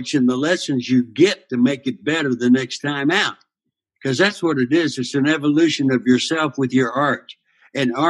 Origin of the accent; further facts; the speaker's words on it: Goose Creek, Texas, United States; moved away; also born or lived in Oklahoma; I'm an everyman from Goose Creek, Texas. Texas roots, you know, Oklahoma roots.